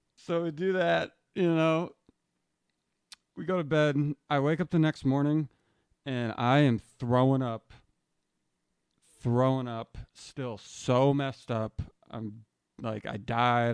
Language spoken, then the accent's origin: English; New Hampshire, United States; moved away; I'm from New Hampshire